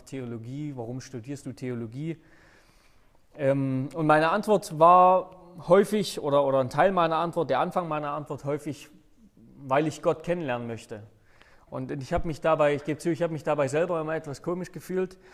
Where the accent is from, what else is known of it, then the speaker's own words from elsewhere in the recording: Saxony, Germany; moved away as an adult; also born or lived in Hannover; Sachsen, wo ich, äh, wo meine Eltern wohnen, wo ich herkomme